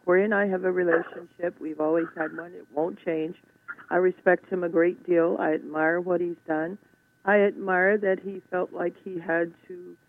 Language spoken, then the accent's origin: English; McKeesport, Pennsylvania, United States; also born or lived in Uniontown, Alabama; I was not born in McKeesport. I was born in Uniontown, Alabama, but I was raised in McKeesport. We moved here when I was 4 years old.